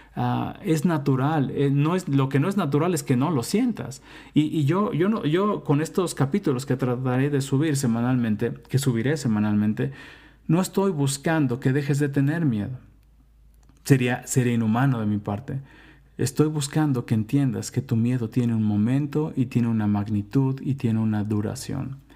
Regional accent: Mexico; moved away; also born or lived in United States / Mexico City; soy mexicano, vivo en la Ciudad de México

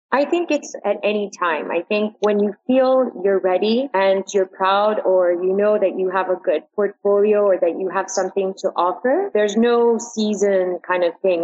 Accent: New York, United States; moved away as an adult; now in Dubai, United Arab Emirates; I'm originally from New York and I lived there for a long time before moving to Dubai

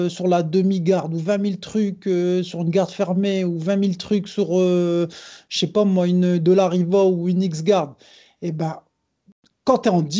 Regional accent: Brazil; je suis brésilien

